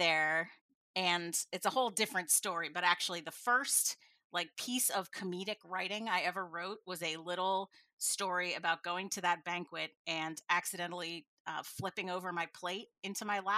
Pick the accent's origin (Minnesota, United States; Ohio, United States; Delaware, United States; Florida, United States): Delaware, United States; I grew up in Delaware